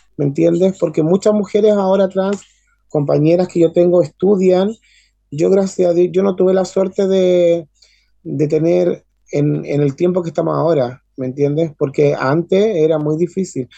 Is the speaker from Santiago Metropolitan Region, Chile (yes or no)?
yes; Maipú, Santiago Metropolitan Region, Chile; soy nacida y criada en Maipú, o sea, soy de la comuna